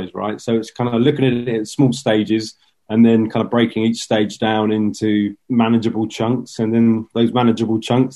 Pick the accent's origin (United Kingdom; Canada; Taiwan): United Kingdom; Southampton, South East England; where I grew up in Southampton